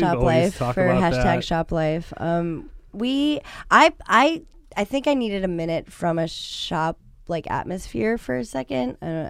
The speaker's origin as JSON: {"language": "English", "region": "East Coast", "country": "United States", "moved": "yes", "lives_now": "California, United States", "said": "we're from the East Side, we're from the East Coast."}